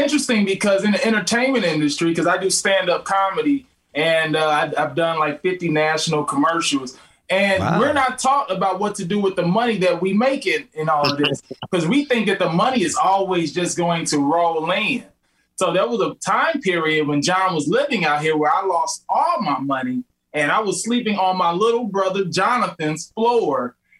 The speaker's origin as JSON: {"language": "English", "region": "Midwest", "country": "United States", "said": "We're just from the Midwest."}